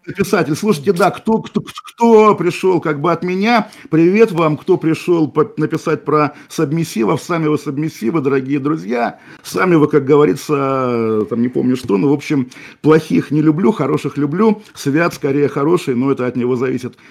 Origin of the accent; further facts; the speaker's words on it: Kaliningrad, Kaliningrad Oblast, Russia; moved away; тот город, который сейчас называется Калининградом, мой родной город